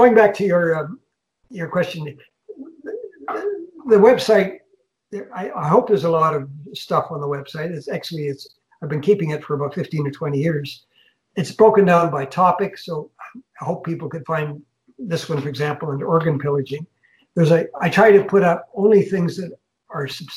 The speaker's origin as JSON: {"language": "English", "country": "Canada", "said": "as a Canadian"}